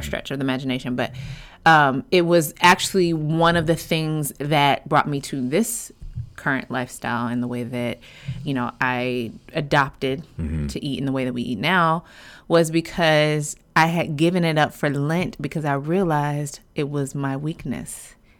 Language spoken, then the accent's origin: English; Midwest, United States; I'm from the Midwest